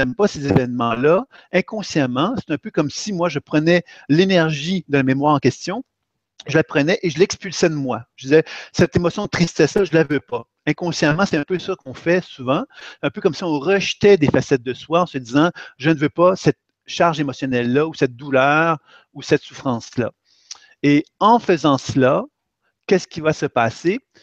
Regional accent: Quebec, Canada; Je viens effectivement du Québec.

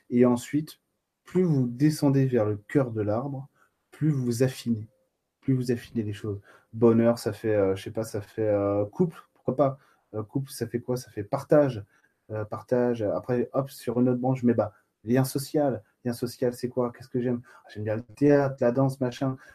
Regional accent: Bastia, Corsica, France; moi je suis de Bastia, Eric. moi je suis, suis pas de Bonifacio, mais euh, j'y suis allé euh, il n'y a pas longtemps

